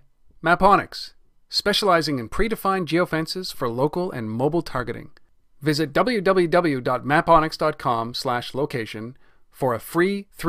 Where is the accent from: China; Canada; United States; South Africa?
Canada; Pardon us, we're Canadian and it's in our blood.